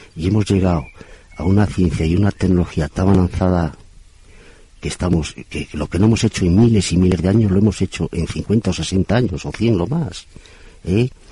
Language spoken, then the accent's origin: Spanish; Torrelavega, Cantabria, Spain; yo soy de Torlavega